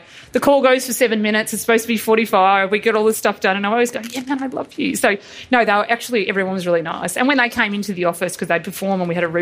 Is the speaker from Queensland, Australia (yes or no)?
no; Geelong, Victoria, Australia; I'm from Geelong